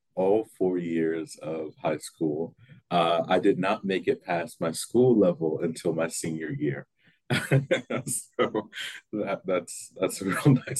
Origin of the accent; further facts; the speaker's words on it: Jackson, Mississippi, United States; I'm from here, obviously, in Mississippi, born and raised in Jackson my entire life, last 18 years. I've attended, I graduated earlier this year from Jackson Prep.